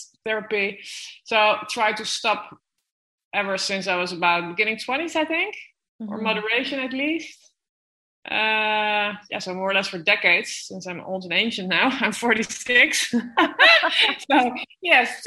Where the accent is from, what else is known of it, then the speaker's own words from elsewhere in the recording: Amsterdam, North Holland, Netherlands; moved away as an adult; also born or lived in Gibraltar; now in San Pedro de Alcantara, Spain; I'm born and raised in Amsterdam.